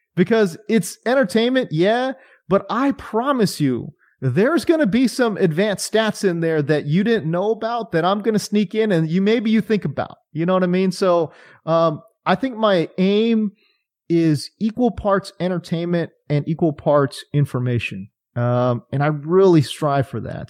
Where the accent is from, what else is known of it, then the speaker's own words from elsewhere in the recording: California, United States; I grew up in California